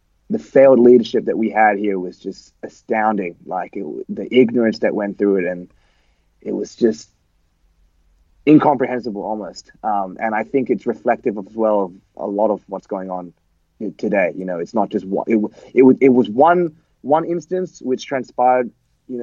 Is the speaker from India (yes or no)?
no; Australia; we're Australian hardcore. We're Australians.